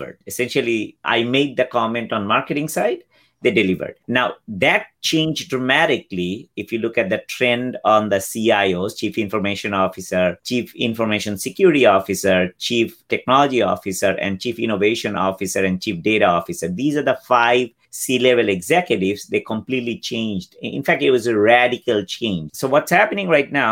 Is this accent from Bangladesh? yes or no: yes; Bangladesh; now in United States; I am originally from Bangladesh, came here in 91.